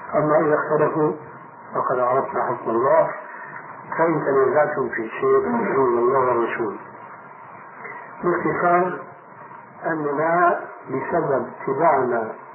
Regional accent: Damascus, Damascus Governorate, Syria; عندنا في دمشق

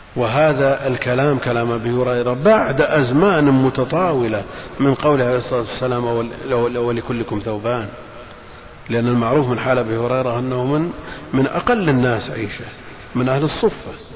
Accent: Al-Qassim, Saudi Arabia; عندنا في القصيم

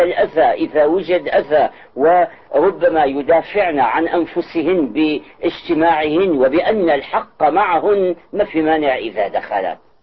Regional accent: Syria; moved away as an adult; now in Saudi Arabia; كان عندنا بالشام أستاذنا محمد كرد علي

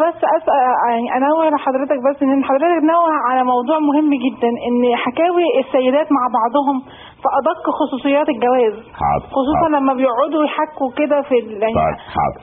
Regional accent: Mauritania; moved away as an adult; now in United Arab Emirates; انا من موريتانيا واشتغلت هنا مقيم هنا في الامارات

